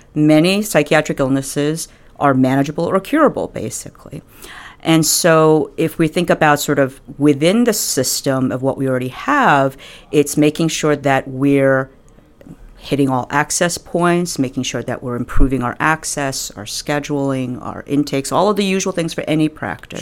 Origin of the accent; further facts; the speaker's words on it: New York, United States; also born or lived in Michigan / Buffalo; I'm originally from New York